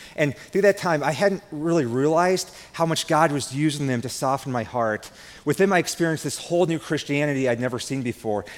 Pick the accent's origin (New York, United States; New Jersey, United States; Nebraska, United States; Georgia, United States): Nebraska, United States; I'm from Nebraska. I grew up on a farm. And growing up on a farm here in Nebraska